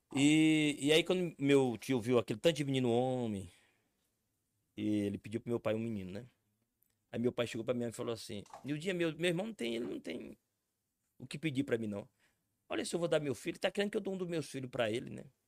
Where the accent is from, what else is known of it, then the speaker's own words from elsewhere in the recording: Redenção do Gurguéia, Piauí, Brazil; moved away as an adult; now in Brasília, Brazil; eu sou natural do Piauí. Terra linda é o Piauí